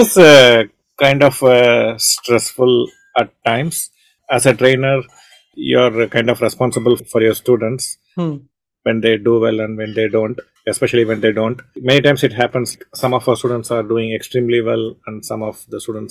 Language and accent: English; Chennai, Tamil Nadu, India; hosting it from Chennai, where I was born and brought up, my hometown